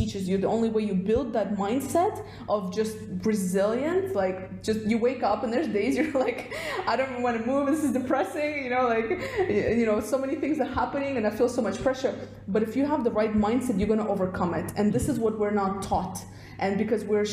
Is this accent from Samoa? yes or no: no; Russia; moved away; originally I'm from Russia, so when we were growing up in like the Soviet Union state